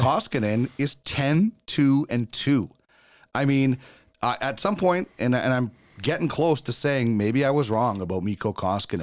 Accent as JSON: {"language": "English", "country": "Canada", "said": "every Canadian kid"}